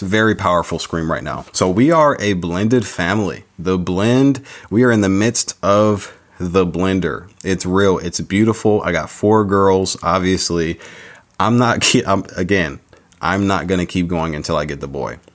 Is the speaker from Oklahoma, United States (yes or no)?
no; San Diego, California, United States; also born or lived in Chicago, Illinois; I was born in Chicago Chi Town, but raised out in San Diego